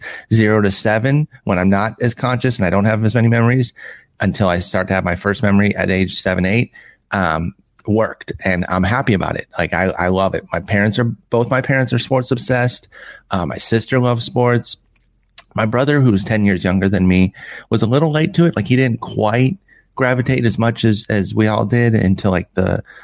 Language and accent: English; Allen Park, Michigan, United States; moved away; also born or lived in Farmington Hills, Michigan / Harlingen, Texas; Grew up in Allen Park, Michigan, which is actually on the map now because that's where the Lions train